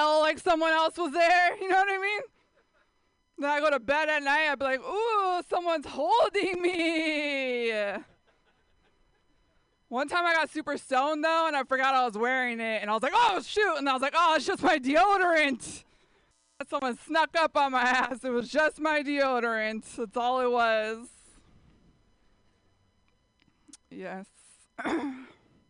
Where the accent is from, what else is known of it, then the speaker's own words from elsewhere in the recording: San Jose, California, United States; San Jose, that's where I grew up